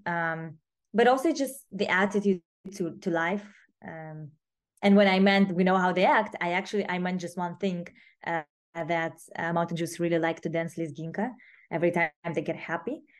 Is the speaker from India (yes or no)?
no; Moscow, Russia; I was growing up in Moscow